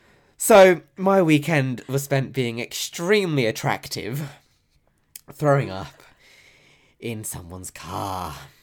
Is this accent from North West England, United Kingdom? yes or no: no; South West England, United Kingdom; See, I forgot where I'm from, clearly, because, you know, I'm from Devon. So, I mean, I am as common as they come.